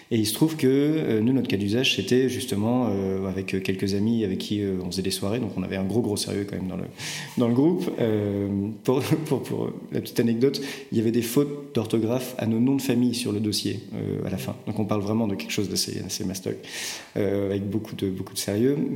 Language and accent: French; Rennes, Brittany, France; also born or lived in Strasbourg; je suis rennais, absolument.